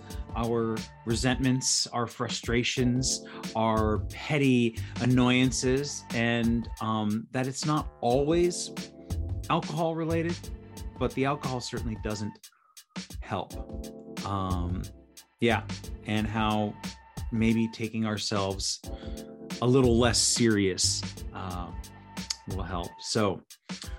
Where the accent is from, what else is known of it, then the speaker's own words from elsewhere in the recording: Las Vegas, Nevada, United States; moved away; I was born and raised in Las Vegas, Nevada